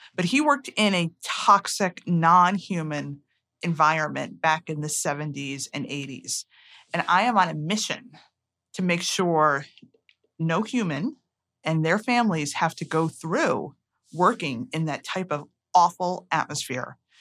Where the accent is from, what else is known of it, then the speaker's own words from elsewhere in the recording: Connecticut, United States; I grew up in Connecticut.